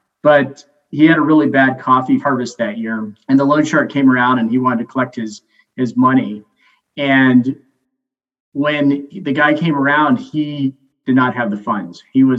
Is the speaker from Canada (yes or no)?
yes; Alberta, Canada; moved away; I moved originally here from Alberta, Canada, and became a pastor about 5 years ago.